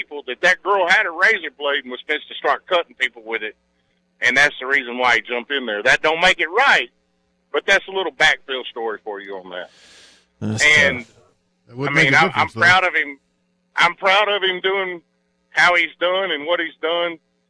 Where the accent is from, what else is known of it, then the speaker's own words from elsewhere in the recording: Macon, Mississippi, United States; because I'm from Macon.